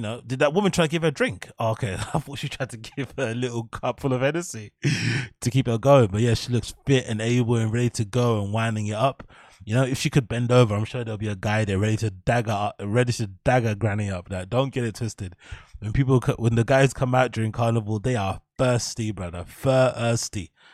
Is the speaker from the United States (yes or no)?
no; England, United Kingdom; now in London, United Kingdom; as Brits or as English people